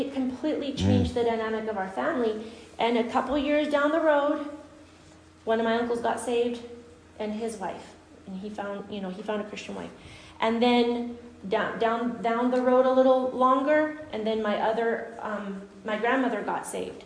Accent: Guatemala; moved away; I grew up in Guatemala

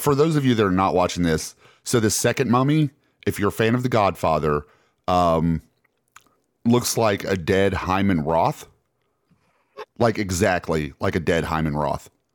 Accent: Alabama, United States; we're from Alabama

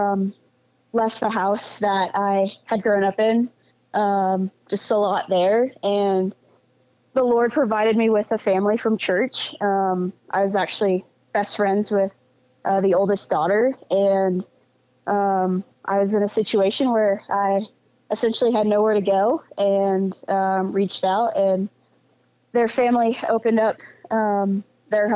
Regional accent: Central Illinois, United States; I grew up in Central Illinois. So from the Midwest.

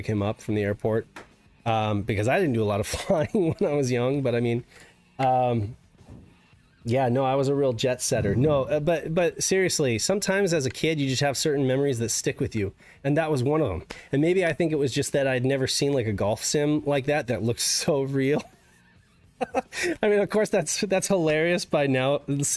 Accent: Reno, Nevada, United States; now in Southern California, United States; Growing up in Reno

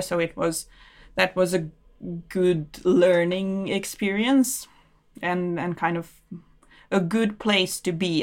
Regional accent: Belgrade, Serbia; moved away as an adult; now in Oslo, Norway; I'm from Belgrade, Serbia

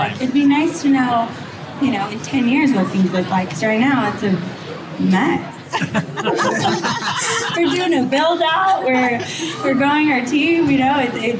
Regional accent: Utah, United States; I'm from Utah.

